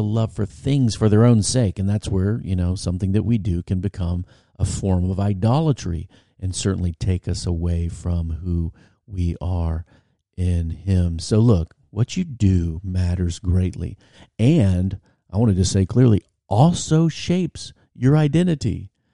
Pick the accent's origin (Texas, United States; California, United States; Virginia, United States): Virginia, United States; I was eighteen and from Virginia